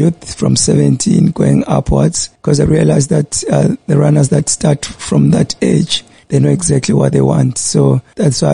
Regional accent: Bulawayo, Zimbabwe; moved away as an adult; also born or lived in Pretoria; now in Durban, South Africa; I was born in Bulawayo, 1982, and I moved up here in 2004.

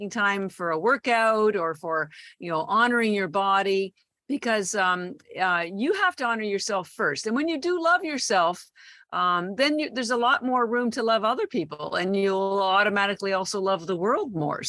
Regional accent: Canada; moved away as an adult; also born or lived in Toronto / Vancouver; now in Boston, United States; I am Canadian, born in Toronto. And I've lived all across Canada, including Vancouver. All my family's still there. I did all my schooling there

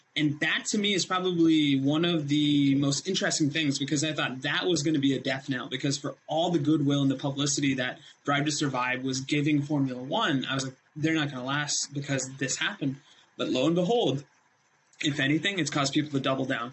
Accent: India; when I was raised in India

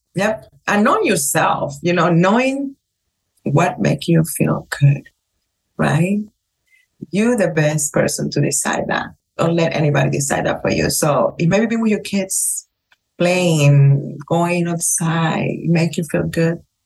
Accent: Cuba; English is a second language; moved away as an adult; also born or lived in Las Vegas, United States; now in Miami, United States; my experience growing up in Cuba

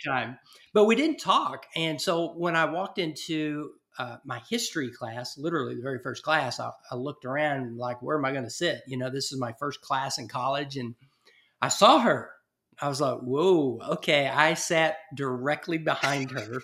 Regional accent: East Texas, United States; my little small town that I grew up in East Texas

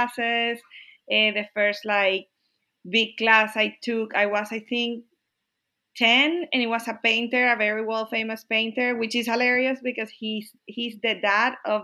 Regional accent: Barquisimeto, Lara, Venezuela; English is a second language; moved away as an adult; also born or lived in Kentucky, United States / Texas, United States; now in Austin, United States; I was born in Venezuela in a small town called Barquisimeto.

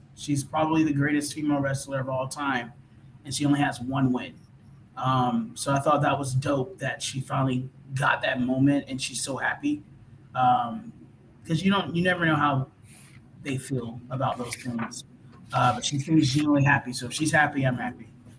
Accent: Georgia, United States; now in Brooklyn, United States; I'm from Georgia

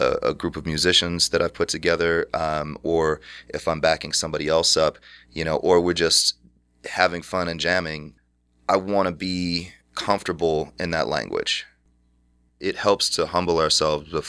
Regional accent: Cleveland Heights, Ohio, United States; the house that I grew up in Cleveland Heights

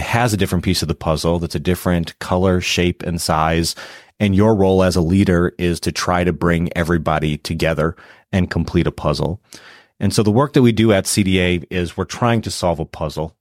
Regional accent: Milwaukee, Wisconsin, United States; also born or lived in Madison, Wisconsin; So I was raised in Milwaukee.

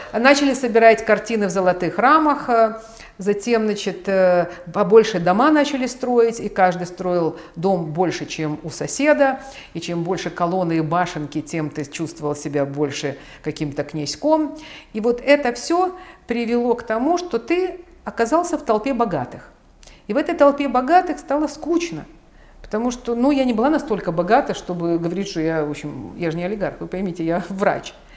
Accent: Ukraine; я родилась в Украине. То есть я украинка

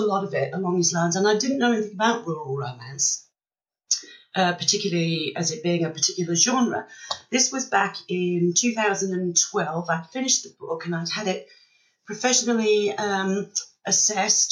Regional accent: Wales, United Kingdom; moved away as an adult; also born or lived in Australia; now in Western Australia, Australia; I was born and brought up in Wales, but I've been here in Australia 21 years now

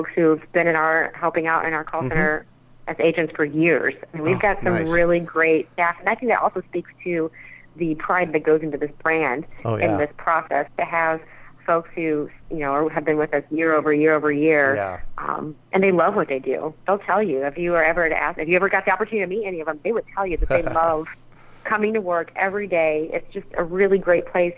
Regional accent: Muncie, Indiana, United States; born or raised there

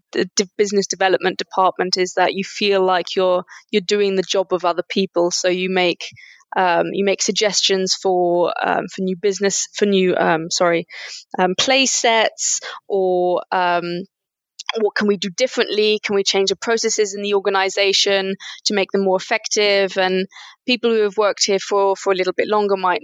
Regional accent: United Kingdom; moved away as an adult; now in Germany; I studied modern foreign languages in the UK. I'm British, actually.

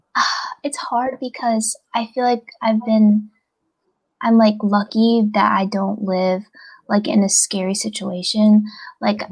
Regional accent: United States; we're from America like we're Americans too

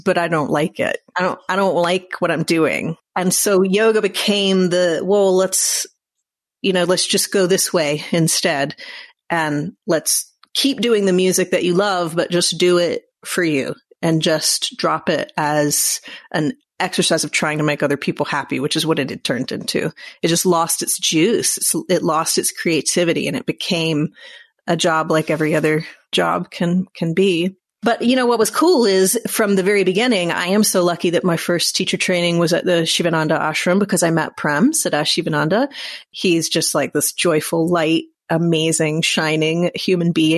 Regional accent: United States; I'm an American white woman.

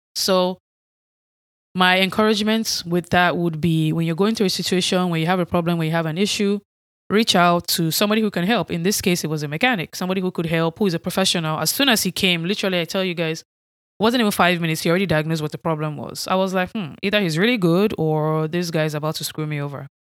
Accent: Nigeria; accent: Nigerian; moved away as an adult; now in United States; I was not raised here in the United States. I grew up in Nigeria.

